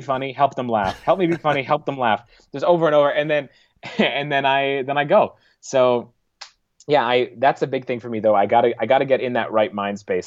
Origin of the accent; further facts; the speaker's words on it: Niverville, Manitoba, Canada; I grew up in the Russian Mennonite community